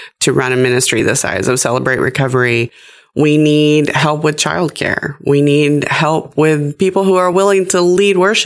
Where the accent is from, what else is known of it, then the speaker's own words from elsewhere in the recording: Gadsden County, Florida, United States; I'm from Gadsden County. It's my home